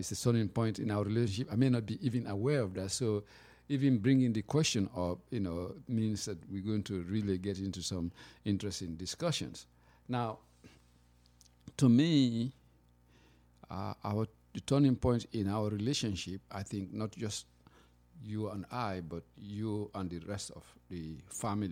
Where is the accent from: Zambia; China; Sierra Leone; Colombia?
Sierra Leone; moved away as an adult; now in United States; I come from Sierra Leone, and I've been in America for a long time, but I'm still, you know, that man from the countryside in Africa